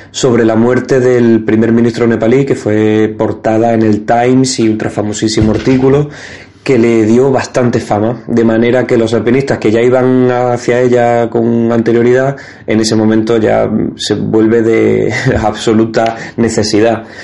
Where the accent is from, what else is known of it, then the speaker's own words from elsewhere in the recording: Andalusia, Spain; tampoco sé pronunciar Ascensión porque soy andaluz